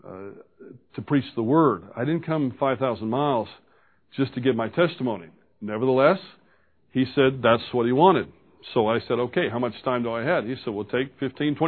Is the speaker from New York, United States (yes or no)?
no; Baton Rouge, Louisiana, United States; I was born in Baton Rouge, Louisiana, and have fine parents